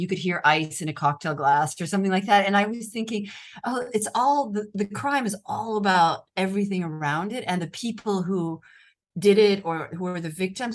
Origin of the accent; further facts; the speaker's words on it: United States; accent: American; moved away as an adult; now in Rome, Italy; I'm an American journalist